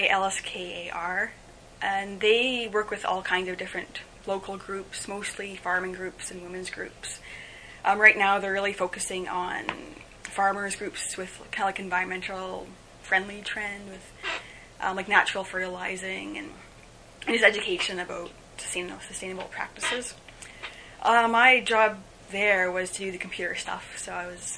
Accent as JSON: {"language": "English", "town": "Snow Lake", "region": "Manitoba", "country": "Canada", "moved": "yes", "lives_now": "Winnipeg, Canada", "said": "I'm originally from Snow Lake, Manitoba, but I live here in Winnipeg for quite a while now."}